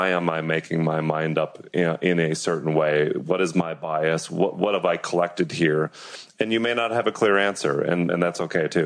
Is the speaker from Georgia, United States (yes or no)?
yes; Atlanta, Georgia, United States; Is it because I grew up in Atlanta?